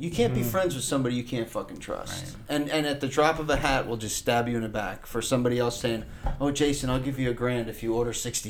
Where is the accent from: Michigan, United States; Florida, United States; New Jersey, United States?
Florida, United States; Boca Raton; I grew up here. West Boca